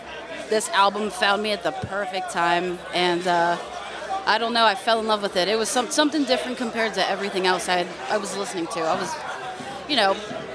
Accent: Pittsburgh, Pennsylvania, United States; moved away as an adult; also born or lived in Hawaii / Seattle / Texas / Connecticut; now in Philadelphia, United States; I grew up in Pittsburgh. But I am currently... 18 years deep, active duty military. I'm over in Philadelphia right now.

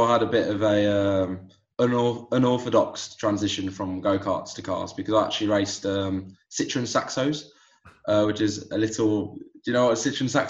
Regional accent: England, United Kingdom; So I've got a dual nationality. My I was born and raised here in England, but my mother is originally from Barcelona in Spain.

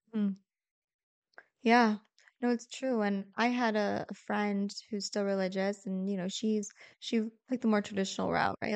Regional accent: St. Louis, Missouri, United States; first language English; how rooted we are in Saint Louis

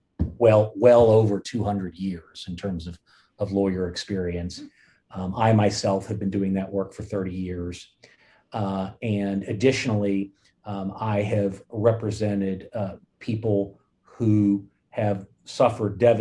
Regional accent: Fort Worth, Texas, United States; moved away as an adult; also born or lived in upstate New York; I grew up in Fort Worth, Texas.

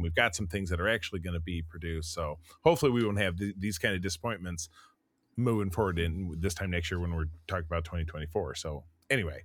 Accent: Grosse Pointe, Michigan, United States; my hometown of Grosse Pointe, Michigan

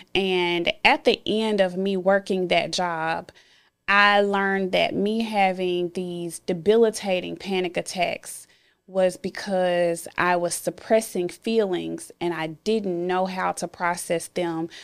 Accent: Memphis, Tennessee, United States; born or raised there

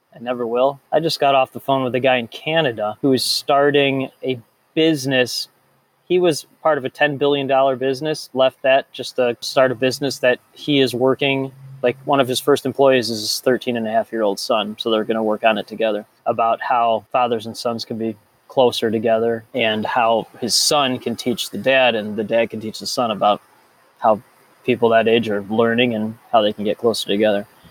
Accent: Chicago, Illinois, United States; I grew up in the North Shore of Chicago

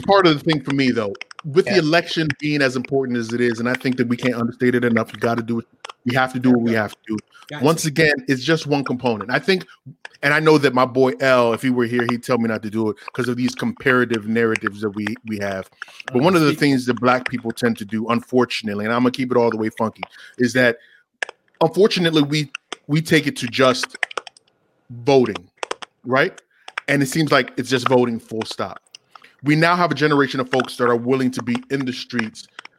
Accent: Nigeria; Yeah, you're from Cameroon and he's from Ghana and I'm from Nigeria, but it's that African continent and the imperialism that we faced that unifies us when we come to this country

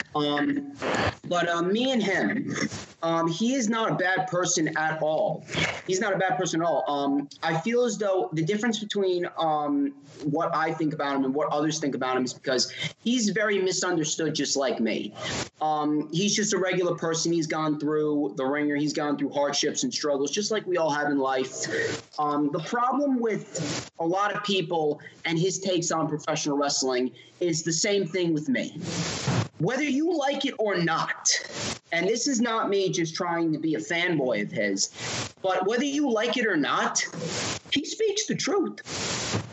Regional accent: East Coast, United States; we're from the East Coast

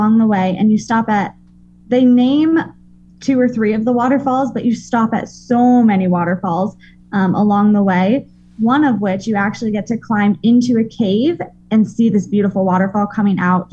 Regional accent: Colorado, United States; I'm a girl from Colorado

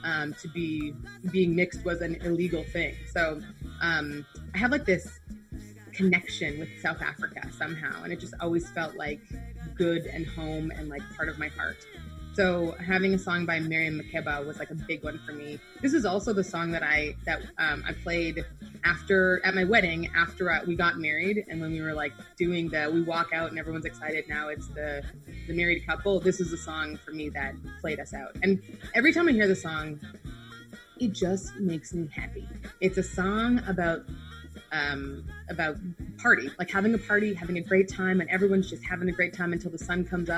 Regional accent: Canada; also born or lived in Nigeria; I'm half Nigerian, half Canadian

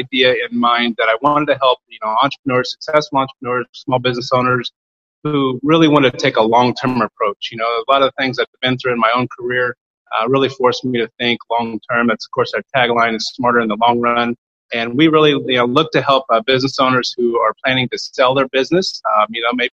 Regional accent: Kansas, United States; I grew up in Kansas, a little tiny small town just south of Barnard, Kansas.

